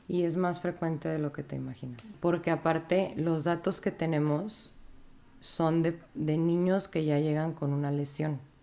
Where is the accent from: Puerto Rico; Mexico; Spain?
Mexico; Monterrey, Nuevo León; also born or lived in Saltillo; soy regia. Yo estuve en, en medicina en la UNI, en la Facultad de Medicina de aquí de Monterrey